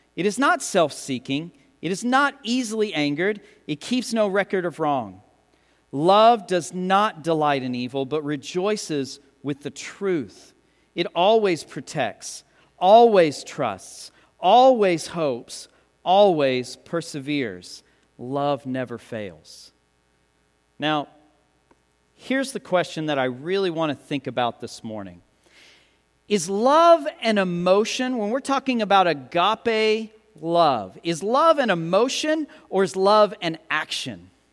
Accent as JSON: {"language": "English", "country": "United States", "said": "us as Americans, as English speakers"}